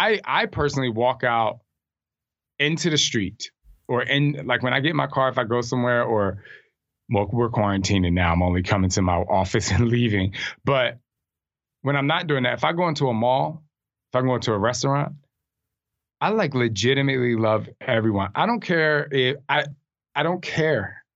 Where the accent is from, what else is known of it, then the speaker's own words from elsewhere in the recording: New Jersey, United States; I'm from Jersey.